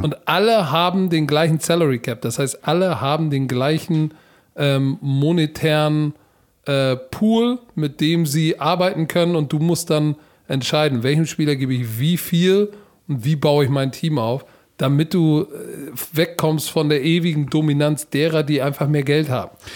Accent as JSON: {"language": "German", "country": "Germany", "said": "als Deutscher im American Football"}